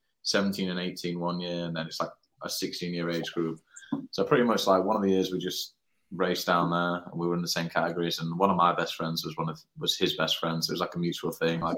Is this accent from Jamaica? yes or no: no; Sheffield, Yorkshire and the Humber, United Kingdom; moved away; I'm from England. I'm from Sheffield, which is in the north of England